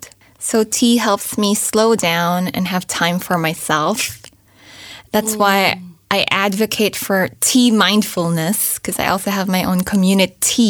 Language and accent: English; Philippines; first language English; moved away; I grew up in the Philippines, but I only spoke English